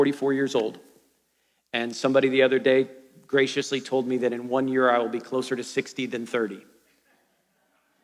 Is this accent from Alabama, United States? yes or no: no; Ohio, United States; I grew up in Ohio